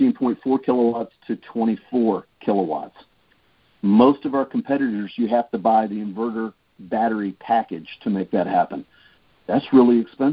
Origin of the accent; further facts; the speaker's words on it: East Coast, United States; now in California, United States; I grew up on the East Coast